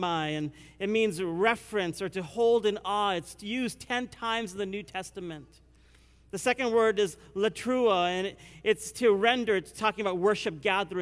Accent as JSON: {"language": "English", "country": "India", "said": "I'm Indian"}